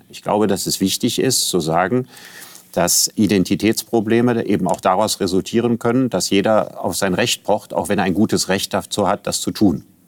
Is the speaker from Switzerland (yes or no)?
no; Germany; in meinem Pass steht, ich bin Deutscher